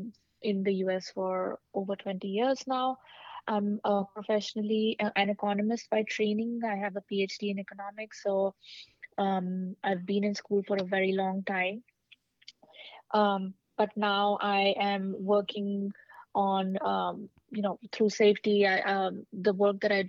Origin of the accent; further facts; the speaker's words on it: India; also born or lived in California / Washington, D.C.; now in New York City, United States; I grew up in India